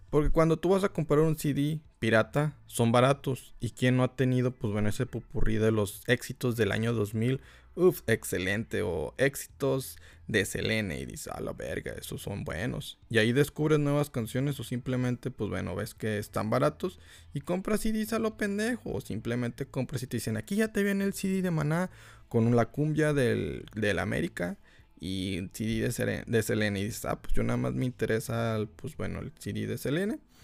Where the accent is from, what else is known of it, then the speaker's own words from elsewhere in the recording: Mexico; Aquí en México somos tan piratas que hasta pirateamos a la policía